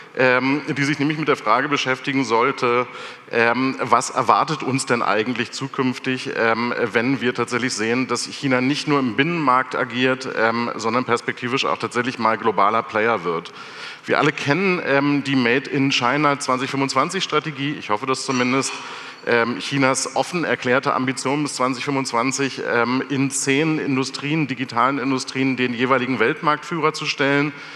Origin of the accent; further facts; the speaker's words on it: Germany; Wir aber gerade als Deutsche